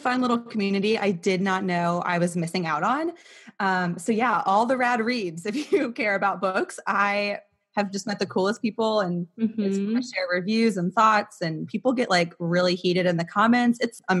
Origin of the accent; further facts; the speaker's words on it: Arizona, United States; now in Richmond, United States; I'm 26. And yeah, I live in Richmond now. I grew up in Arizona.